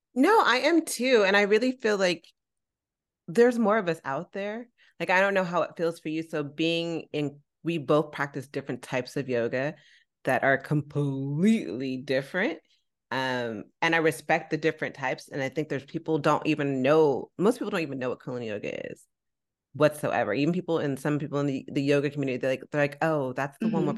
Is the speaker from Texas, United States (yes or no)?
no; San Francisco, California, United States; I'm from San Francisco